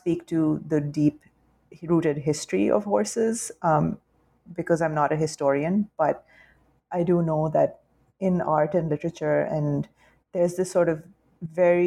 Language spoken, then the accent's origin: English; Lahore, Punjab, Pakistan; now in New York City, United States; upper class, upper middle class and upper class kids in Lahore